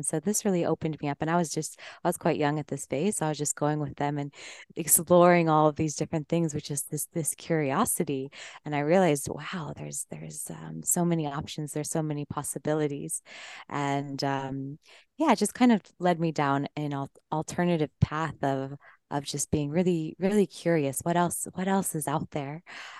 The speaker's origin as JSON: {"language": "English", "region": "Colorado", "country": "United States", "tie": "born or raised there", "said": "I'm originally from Colorado, and yeah, just grew up fairly normal life, I would say."}